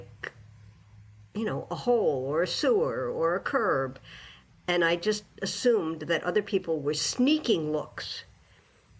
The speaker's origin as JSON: {"language": "English", "town": "New York City", "region": "New York", "country": "United States", "tie": "born or raised there", "also_born_or_lived": "Western Massachusetts", "moved": "as an adult", "lives_now": "Massachusetts, United States", "said": "I grew up in New York City"}